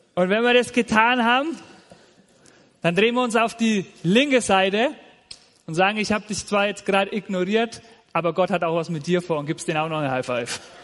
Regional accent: Nuremberg, Bavaria, Germany; also born or lived in Fürth; now in Simmersbach, Germany; Ich komme ursprünglich aus Franken, aus dem schönen Nürnberg

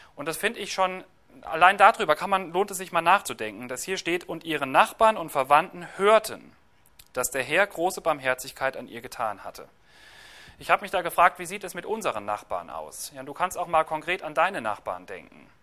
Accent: Germany; Bei uns in Deutschland

